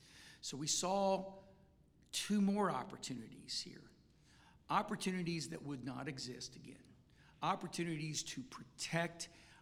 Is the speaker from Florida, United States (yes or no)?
yes; Seminole County, Florida, United States; I grew up in Seminole County. My first house was on Bear Lake Road. My second house my family started making a few dollars and we moved to Rolling Hills.